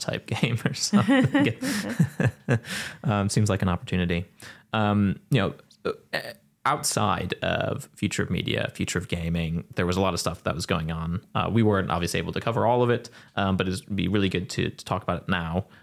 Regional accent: United States; I'm speaking as an American

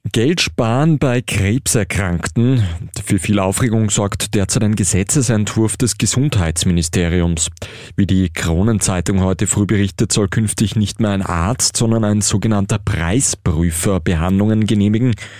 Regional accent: Austria; bei uns in Österreich

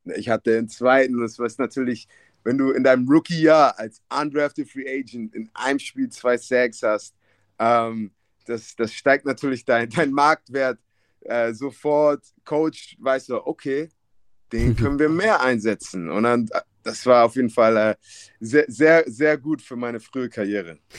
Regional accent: Hamburg, Germany; moved away as an adult; ich bin in Ostdorf aufgewachsen, ja. was in West-Hamburg ist

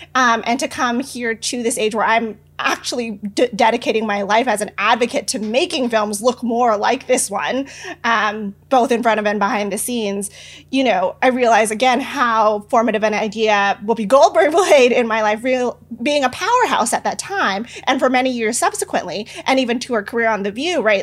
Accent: San Francisco, California, United States; I was born and raised in San Francisco

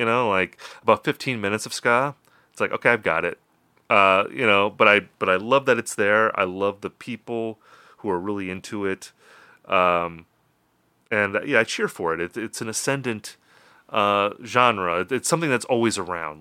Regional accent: Wisconsin, United States; also born or lived in Minnesota; my home state of Wisconsin

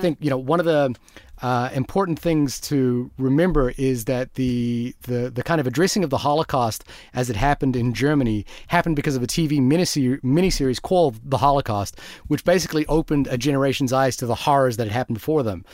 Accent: New Zealand; also born or lived in Fiji; I come from New Zealand, Fiji before

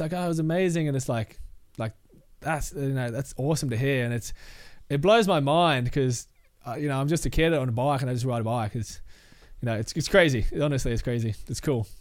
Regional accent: Logan City, Queensland, Australia; I grew up in Logan City

